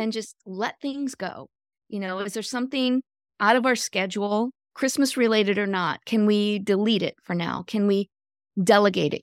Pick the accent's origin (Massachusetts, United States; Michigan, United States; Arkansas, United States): Michigan, United States; moved away as an adult; also born or lived in Florida; I grew up in Michigan, but I moved to Florida when I was twenty, going on twenty-one